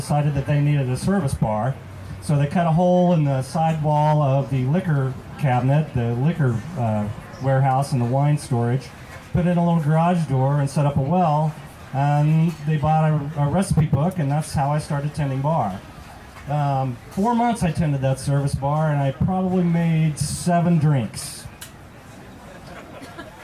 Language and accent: English; Oklahoma, United States; moved away; I'm actually from Oklahoma, so I moved back up to Stillwater